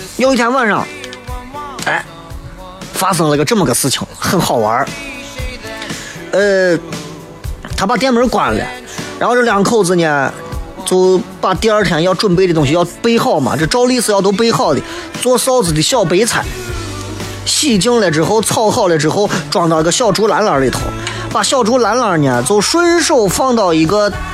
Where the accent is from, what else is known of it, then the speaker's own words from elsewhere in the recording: Shaanxi, China; accent: Shaanxi dialect; 我们陕西方言